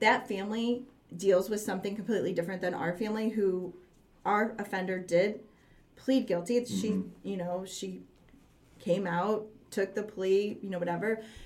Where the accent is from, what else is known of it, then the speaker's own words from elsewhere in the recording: St. Louis, Missouri, United States; I grew up in a big family. Um, we're from St. Louis, North County.